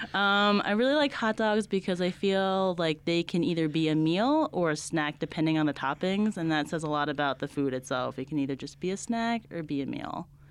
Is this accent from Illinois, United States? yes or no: no; New Jersey, United States; moved away as an adult; also born or lived in Delaware / Brooklyn; now in Albuquerque, United States; I'm from New Jersey. I grew up in a small town outside Giant Stadium, a small suburb right outside New York City